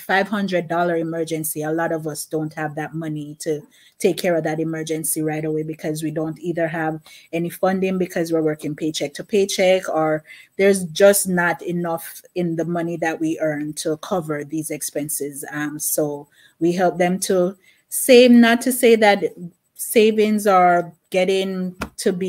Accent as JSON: {"language": "English", "country": "Jamaica", "moved": "yes", "lives_now": "Bronx, United States", "said": "Originally I'm from Jamaica, but I currently reside in Bronx, New York"}